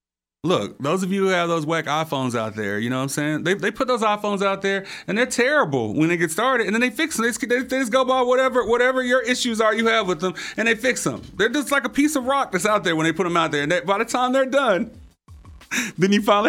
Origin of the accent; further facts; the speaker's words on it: Little Rock, Arkansas, United States; now in Memphis, United States; I'm originally from Little Rock. I'm not an original Memphian.